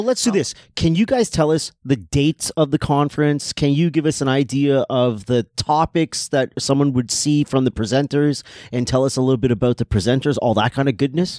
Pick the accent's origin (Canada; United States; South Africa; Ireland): Canada; I'm born in Canada. I have Trinidadian influence all over the place because I grew up with two people that are from Trinidad.